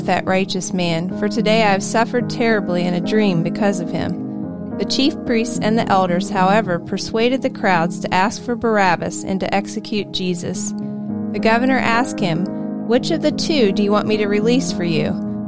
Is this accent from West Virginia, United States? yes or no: yes; Morgantown, West Virginia, United States; Since I grew up in Morgantown and attended WVU, I have attended many WVU games in my life.